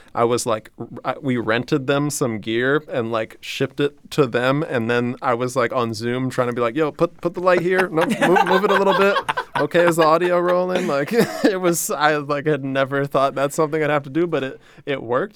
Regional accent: New Orleans, Louisiana, United States; I'm from New Orleans

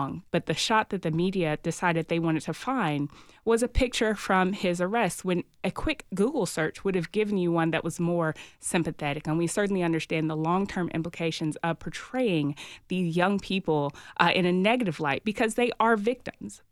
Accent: Nashville, Tennessee, United States; I am from Nashville. My family's been here for six or so generations

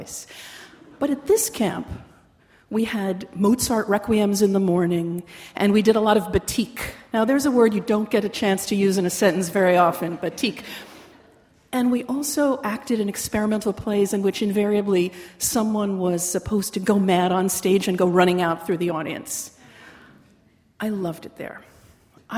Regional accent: Syosset, New York, United States; I grew up on Long Island in the town of Syosset

